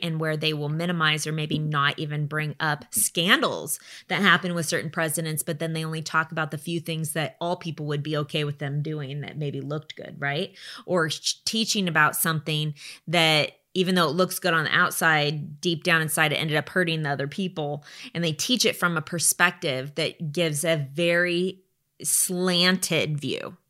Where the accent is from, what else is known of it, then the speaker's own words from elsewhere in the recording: United States; we live in the United States